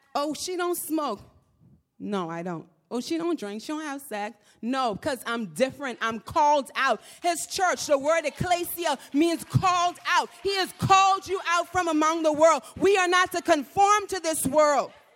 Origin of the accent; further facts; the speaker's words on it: Nassau, New Providence, Bahamas; moved away; I'm from the Bahamas. I'm from Nassau.